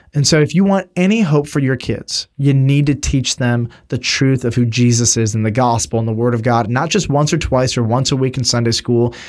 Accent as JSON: {"language": "English", "country": "United States"}